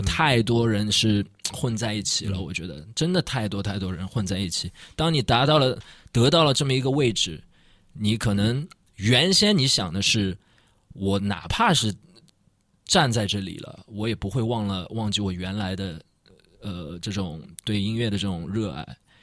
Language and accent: Chinese; Shanghai, China; 我们上海人就是这个罗松汤还是属于那个俄罗斯，就是以前的苏联